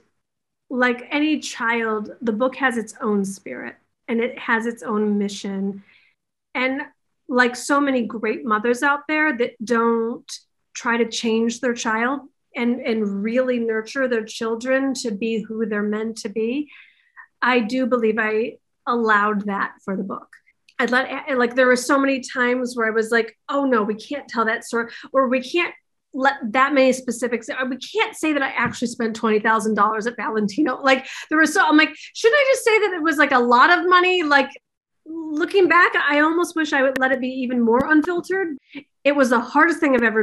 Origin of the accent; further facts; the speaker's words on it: Detroit, Michigan, United States; now in Los Angeles, United States; from Detroit. I'm a school teacher's kid